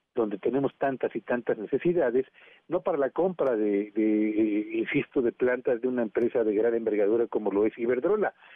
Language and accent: Spanish; Mexico